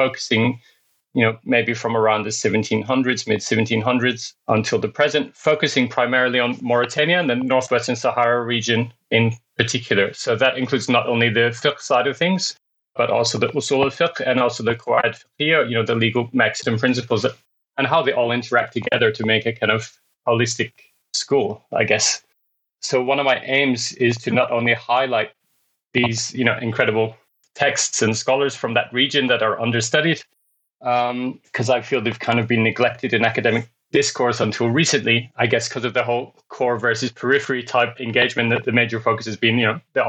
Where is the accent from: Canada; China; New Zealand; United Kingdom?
United Kingdom; Scotland; now in Sydney, Australia; I'm based in Sydney, Australia, although I'm originally from Scotland, actually, although I don't have the accent anymore.